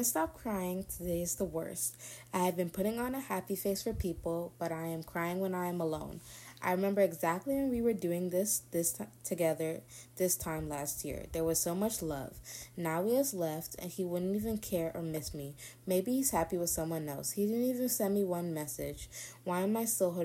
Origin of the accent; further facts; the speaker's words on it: the South, United States; I'm from the South